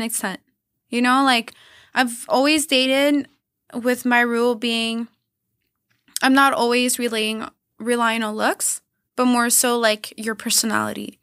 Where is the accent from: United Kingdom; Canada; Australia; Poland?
Canada; also born or lived in Los Angeles, United States; I would come back to Montreal 'cause you can't stay as a Canadian six months